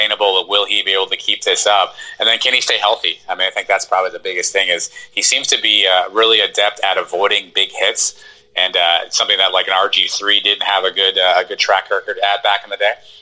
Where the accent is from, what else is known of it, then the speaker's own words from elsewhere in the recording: hometown of Lamar Jackson, Florida, United States; Lamar Jackson's from my hometown